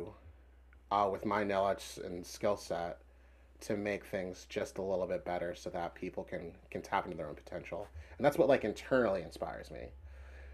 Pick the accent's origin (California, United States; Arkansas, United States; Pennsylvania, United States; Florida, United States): Pennsylvania, United States; Philadelphia; I grew up in the Wadsworth Mount Airy part of Philly